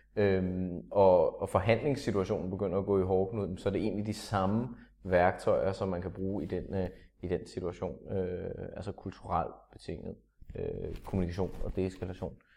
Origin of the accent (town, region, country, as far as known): Denmark